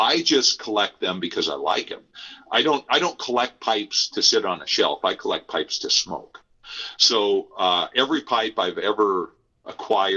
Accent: Nebraska, United States; moved away; I am also from Nebraska originally.

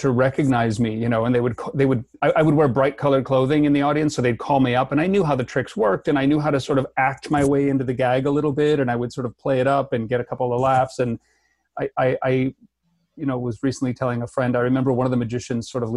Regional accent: Chicago / Milwaukee, Midwest, United States; now in Vancouver, Canada; I was born in Chicago, and my parents are divorced. So one's in Milwaukee and one's in Chicago. So those cities are about an hour to an hour and a half apart. So they're very close, and they both feel like hometowns to me

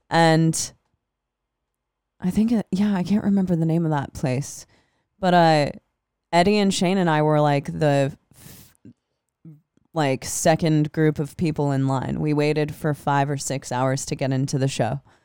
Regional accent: Des Moines, Iowa, United States; I'm from Des Moines

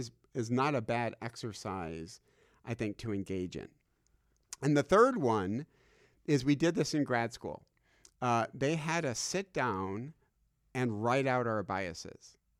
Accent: Michigan, United States; I'm from Michigan

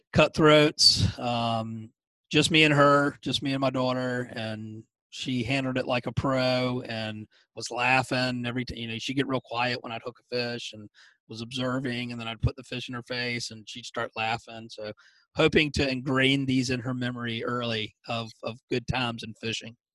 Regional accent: Savannah, Georgia, United States; also born or lived in Wyoming / Colorado; I grew up in Savannah

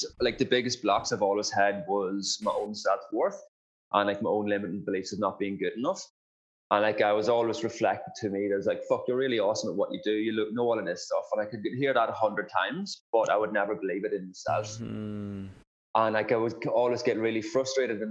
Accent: County Monaghan, Ireland; moved away as an adult; now in Perth, Australia; I grew up in rural Ireland, so a place called County Monaghan. And I basically grew up on a farm back home there. And I moved to Australia in 2011.

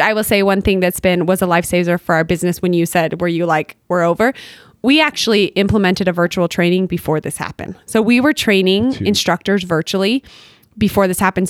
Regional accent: Bountiful, Utah, United States; I grew up in Bountiful

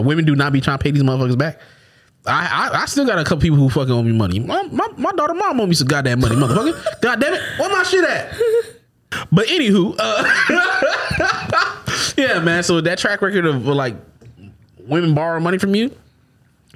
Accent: Florida, United States; I'm from Florida

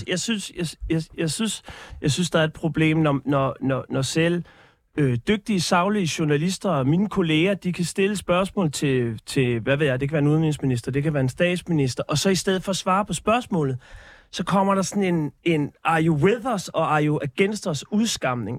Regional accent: Denmark; mit selvbillede som, som dansker

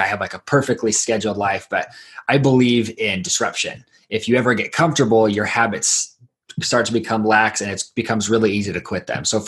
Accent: Idaho, United States; also born or lived in Southern Mexico; I grew up in Idaho

